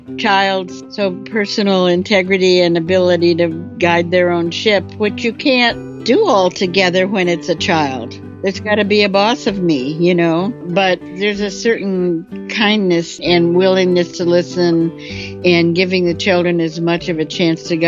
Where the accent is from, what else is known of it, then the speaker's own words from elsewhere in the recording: Minnesota, United States; I am from Minnesota. My parents ran a summer resort with a program for kids